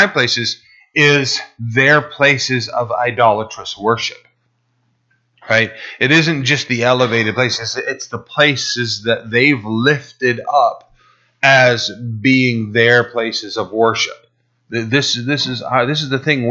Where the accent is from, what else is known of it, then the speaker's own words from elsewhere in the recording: United States; We as American Christians